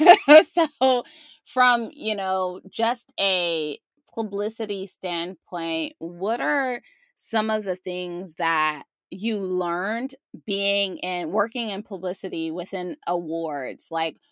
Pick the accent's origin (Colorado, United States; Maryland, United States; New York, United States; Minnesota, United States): Maryland, United States; now in California, United States; I'm originally from Maryland